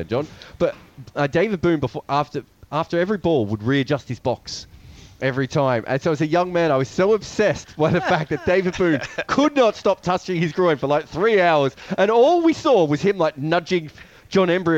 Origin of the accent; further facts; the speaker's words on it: Australia; as an Australian fan